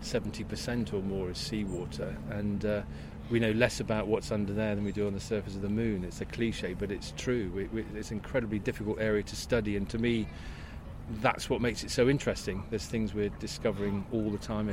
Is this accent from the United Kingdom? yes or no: yes; Luton, East of England, United Kingdom; now in Bristol, United Kingdom; I was brought up in Luton, which gave me the travel bug